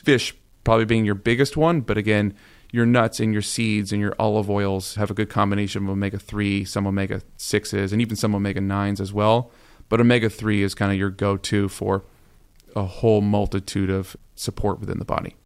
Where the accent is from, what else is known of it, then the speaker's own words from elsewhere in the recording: Arizona, United States; moved away; also born or lived in Las Vegas; I'm originally from Arizona, born and raised, sunshine every single day of my life. Lived in Las Vegas for nine years